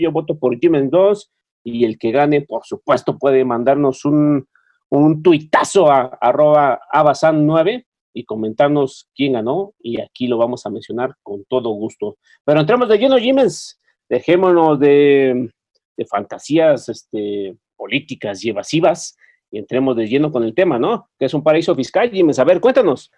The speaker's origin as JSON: {"language": "Spanish", "country": "Mexico", "said": "como mexicanos"}